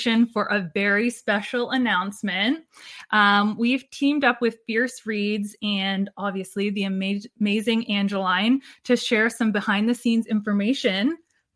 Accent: Canada; We're just two Canadian gals

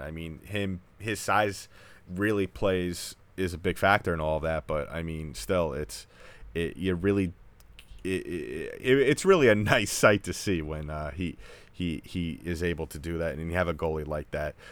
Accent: New York, United States; I grew up in New York

